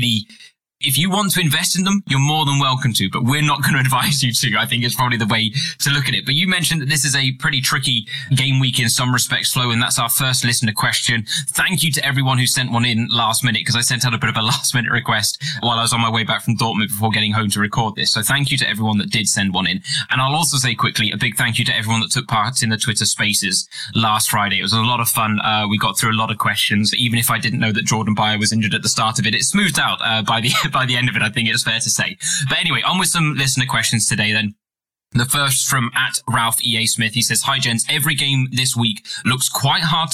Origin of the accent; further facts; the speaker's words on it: United Kingdom; I'm British, so I have to say arse as opposed to ass